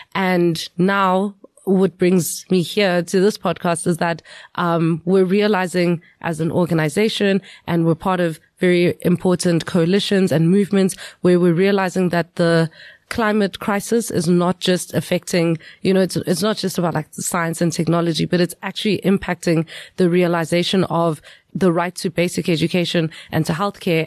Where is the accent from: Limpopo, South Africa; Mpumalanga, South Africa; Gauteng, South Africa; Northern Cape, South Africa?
Mpumalanga, South Africa; Emalahleni; I grew up in Witbank, Emalahleni.